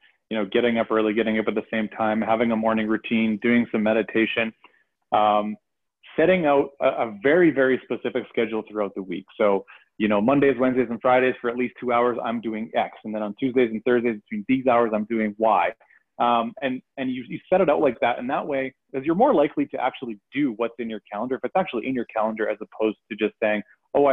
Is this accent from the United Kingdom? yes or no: no; Canada; I am Canadian, so I have a .ca address